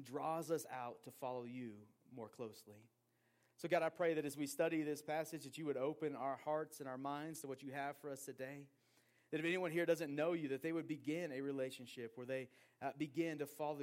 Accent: Portland, Oregon, United States; growing up in Portland, Oregon, a city that is not Christian and in many ways is anti-Christian, in my public high school of 2,000 plus kids

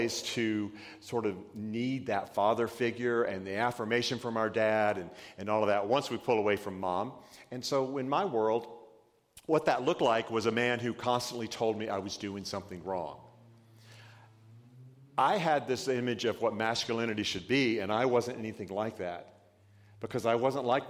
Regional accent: Georgia, United States; my dad was a big Georgia redneck, because I'm from Georgia

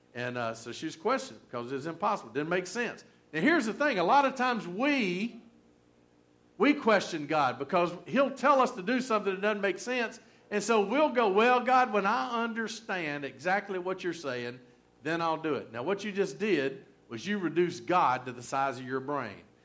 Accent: Rome, Georgia, United States; accent: southern; moved away as an adult; also born or lived in Baton Rouge, Louisiana; Rome, Georgia, my hometown

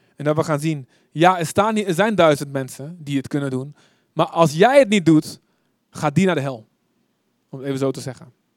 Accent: Deventer, Overijssel, Netherlands; Ik kom uit Deventer

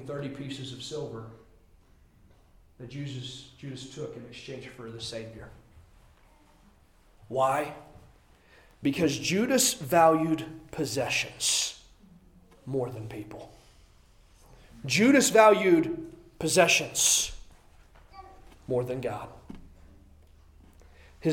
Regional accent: Midwest, United States; born or raised there; moved away

